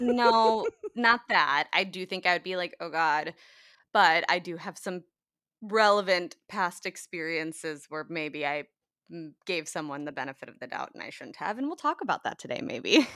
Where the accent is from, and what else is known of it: United States